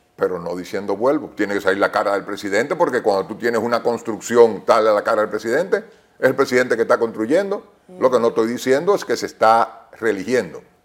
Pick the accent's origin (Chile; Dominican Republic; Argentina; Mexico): Dominican Republic; yo no quiero eso para mis hijos, yo quiero que ellos sigan siendo dominicanos